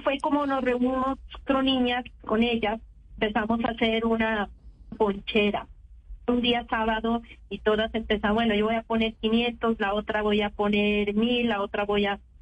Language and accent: Spanish; Pasto, Nariño, Colombia; Soy pastusa